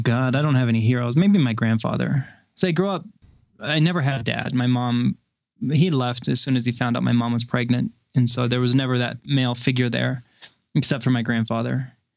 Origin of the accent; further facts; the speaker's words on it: Kansas, United States; also born or lived in Seattle / Louisville, Colorado; now in Colorado, United States; growing up in the Midwest in a small Kansas town